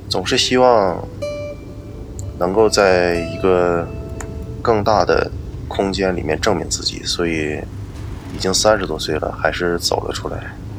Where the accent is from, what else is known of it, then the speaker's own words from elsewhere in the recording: Northeast China, China; moved away as an adult; now in Shanghai, China; 我现在在上海。这个地方不是我的家乡，我是东北人